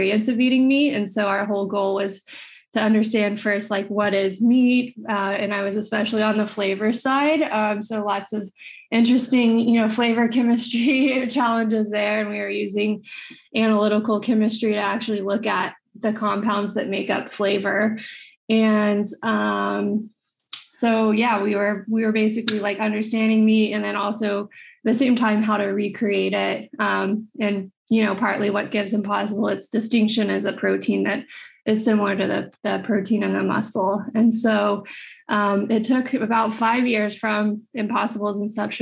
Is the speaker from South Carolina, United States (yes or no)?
no; West Texas, United States; I'm originally from West Texas